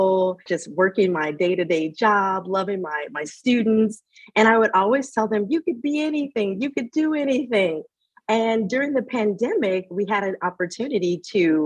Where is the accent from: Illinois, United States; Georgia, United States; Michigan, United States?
Illinois, United States; Chicago; I'm originally from Chicago